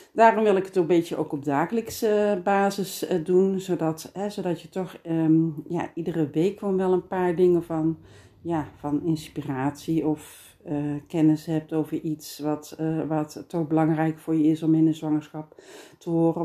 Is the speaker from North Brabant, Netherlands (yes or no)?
yes; Geldrop, North Brabant, Netherlands; accent: Brabant, soft G; ik ben Brabantse, geboren en getogen in Geelse